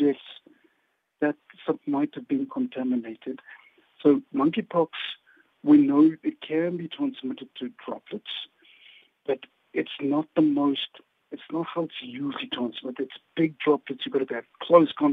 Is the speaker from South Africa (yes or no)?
yes; South Africa; as a South African and as a doctor